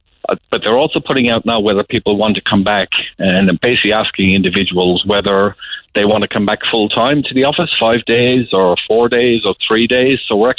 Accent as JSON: {"language": "English", "town": "Cork", "region": "Munster", "country": "Ireland", "said": "You know, I'm from Cork and I've been big into music over my years"}